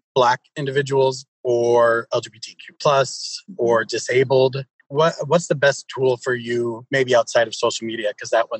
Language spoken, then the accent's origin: English; Detroit, Michigan, United States; I grew up in Detroit